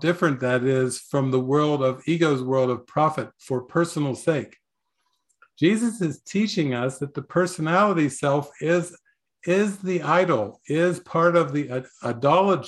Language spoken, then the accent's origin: English; United States; I was raised in America, capitalism, entrepreneurialism, owning businesses and everything.